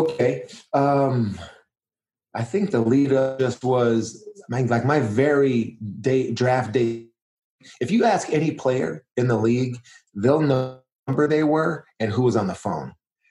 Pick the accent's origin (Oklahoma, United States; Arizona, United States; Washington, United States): Arizona, United States; I was from Arizona.